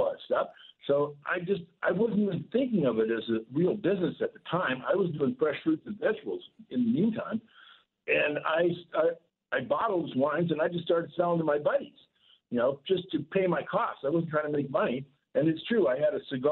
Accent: San Jose, California, United States; also born or lived in San Francisco; I was born and raised in San Jose, California

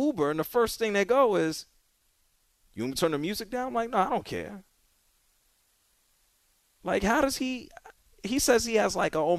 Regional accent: New York City, New York, United States; No, I grew up in the Bronx.

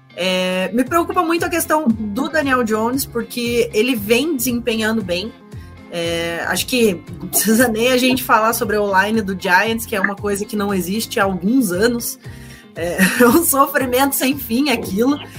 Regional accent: Curitiba, Paraná, Brazil; sou de Curitiba, estou no Paraná também

